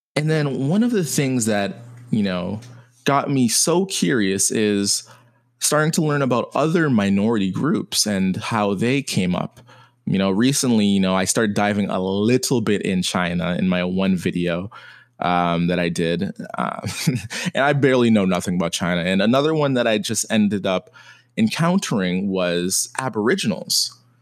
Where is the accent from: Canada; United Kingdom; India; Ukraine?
Canada; my siblings were American, my parents Jamaican, and me being Canadian